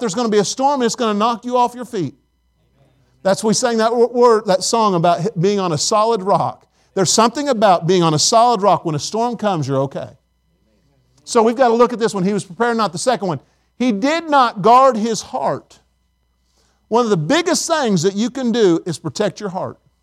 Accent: Indiana, United States; now in Tennessee, United States; I'm from Indiana

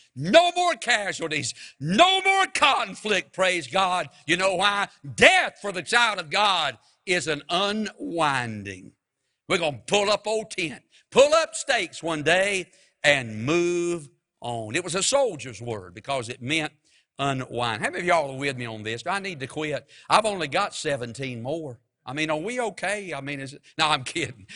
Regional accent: Mount Airy, United States; moved away; I'm from Mount Airy

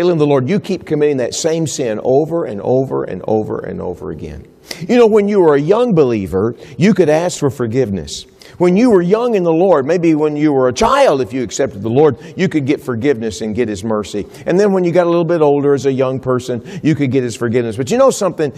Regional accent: Texas, United States; I'm from Texas

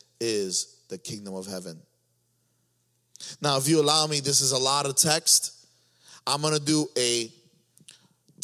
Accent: New York, United States; moved away; I was from New York

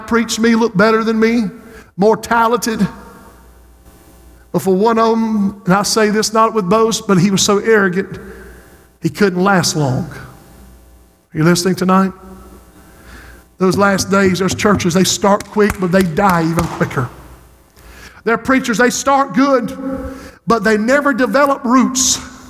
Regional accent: Society Hill, South Carolina, United States; Society Hill, my hometown

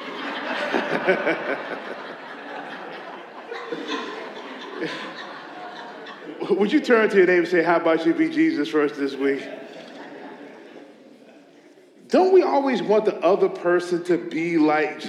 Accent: Meadowbrook area, Virginia, United States; I grew up in the Meadowbrook area, so I'm really familiar with, I graduated from Meadowbrook in 1999.

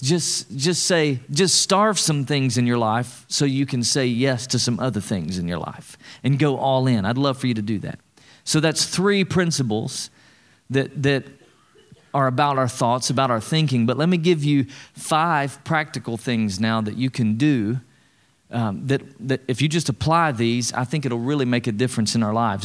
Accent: East Tennessee, United States; I'm from East Tennessee

